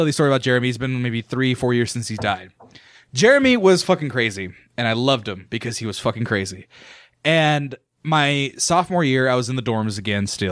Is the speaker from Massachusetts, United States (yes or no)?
no; Fresno, California, United States; also born or lived in Santa Barbara, California; I went to high school in Hoover High in Fresno, California.